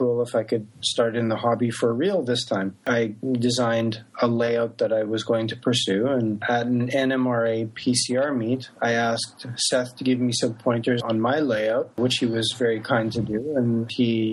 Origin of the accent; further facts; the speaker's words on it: Canada; moved away as an adult; also born or lived in Japan; now in San Francisco Bay Area, United States; I am originally from Canada.